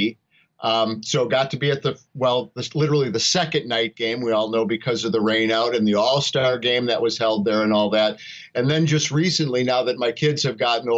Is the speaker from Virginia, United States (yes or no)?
no; Racine, Wisconsin, United States; I grew up in Racine, Wisconsin